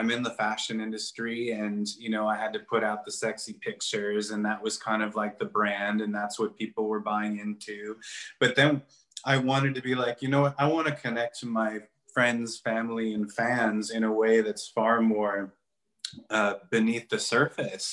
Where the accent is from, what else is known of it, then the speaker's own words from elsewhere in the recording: Chicago, Illinois, United States; moved away as an adult; also born or lived in New York; I went back home to Chicago for a few months